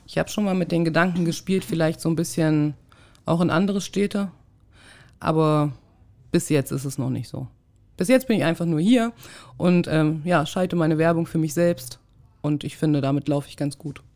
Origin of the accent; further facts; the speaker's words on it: Thuringia, Germany; moved away; also born or lived in Hamburg; Ich komme ja aus Thüringen, aus dem Osten